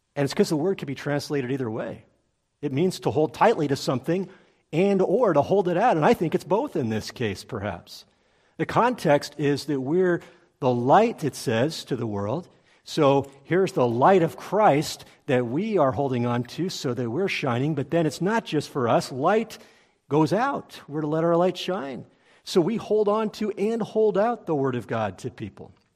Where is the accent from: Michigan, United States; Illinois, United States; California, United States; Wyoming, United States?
California, United States; Los Angeles; I grew up in the Los Angeles area.